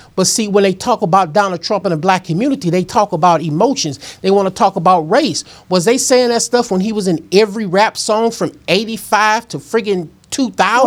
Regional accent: St. Louis, Missouri, United States; I was born and raised in North Saint Louis

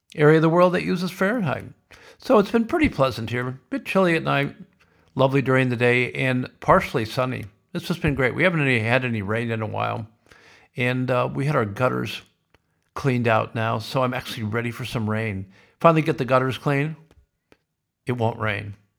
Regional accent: Sioux City, Iowa, United States; born or raised there

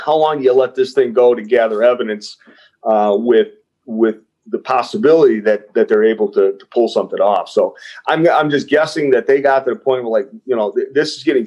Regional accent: Detroit, Michigan, United States; I grew up in Southwest Detroit

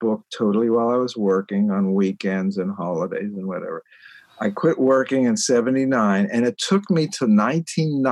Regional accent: Pittsburgh, Pennsylvania, United States; also born or lived in Aschaffenburg, Germany; I'm from Pittsburgh. I grew up there

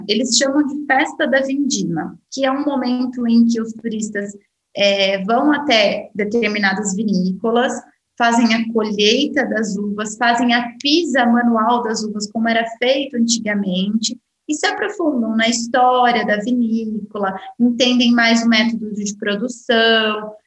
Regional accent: Brazil; eu, como brasileira

